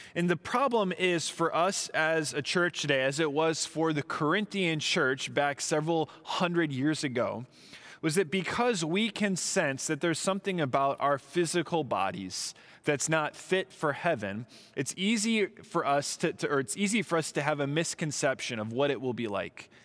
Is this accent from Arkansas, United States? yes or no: no; Southern California, United States; moved away; also born or lived in Midwest; I was from Southern California